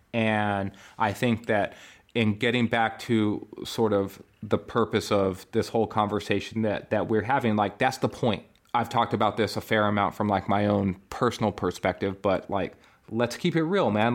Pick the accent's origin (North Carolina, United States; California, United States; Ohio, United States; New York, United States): California, United States; born in California